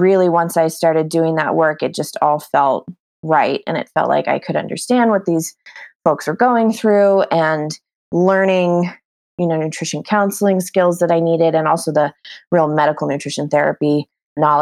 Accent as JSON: {"language": "English", "region": "New Mexico", "country": "United States", "moved": "as an adult", "lives_now": "Bozeman, United States", "said": "So I currently live in Bozeman, Montana. We're kind of putting roots down here, but I'm originally from New Mexico."}